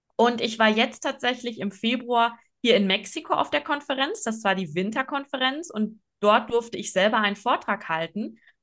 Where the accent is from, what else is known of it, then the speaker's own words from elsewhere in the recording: Oer-Erkenschwick, North Rhine-Westphalia, Germany; moved away as an adult; ich bin in Ohrerkenschwick aufgewachsen. Luisa und ich waren beide dort auf dem ähm, Gymnasium